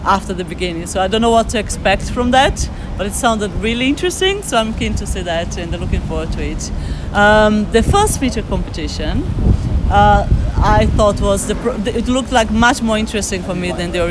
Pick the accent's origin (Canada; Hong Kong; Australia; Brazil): Brazil; Northeast Region; now in London, United Kingdom; we are from the Northeast